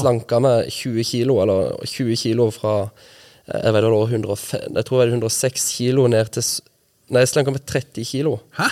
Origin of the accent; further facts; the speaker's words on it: Nærbø, Rogaland, Norway; moved away as an adult; also born or lived in Lillesand, Agder; jeg er født og oppvokst i Lillesand. Så I Lillesand, ja. Bodde i Lillesand til jeg var ti, og når jeg var ti, så flytta vi til Nærbø på Jæren. Ja. Det er der mamma er fra. Ja. Og så bodde jeg der til jeg var 20